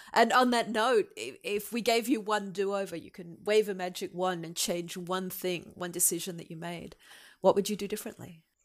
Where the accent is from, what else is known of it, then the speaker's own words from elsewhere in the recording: Australia; moved away; being Australian and having a humanities rather than a technical background